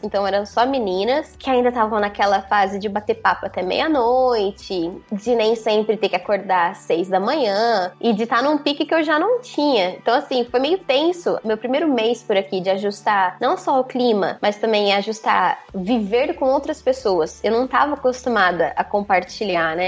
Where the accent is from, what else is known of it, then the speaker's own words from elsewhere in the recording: Presidente Prudente, São Paulo, Brazil; moved away as an adult; now in Mongolia; eu sou de Presidente Prudente, no interior de São Paulo, oeste de São Paulo